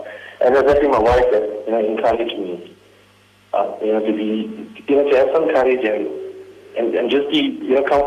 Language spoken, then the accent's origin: English; Durban, KwaZulu-Natal, South Africa; now in Johannesburg, South Africa; I'm an Indian. I'm from Durban, from the Sita Lake